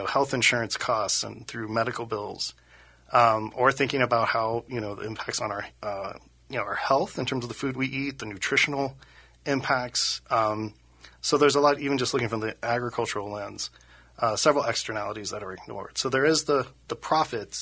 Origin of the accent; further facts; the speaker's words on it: Cincinnati, Ohio, United States; moved away as an adult; now in Minnesota, United States; I started out in Ohio. I'm from Cincinnati, Ohio